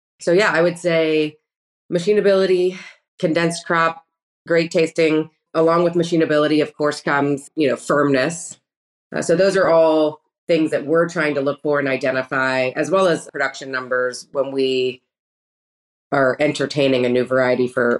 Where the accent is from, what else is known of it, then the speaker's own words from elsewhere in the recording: Gainesville, Florida, United States; born and raised in Gainesville, Florida, University of Florida grad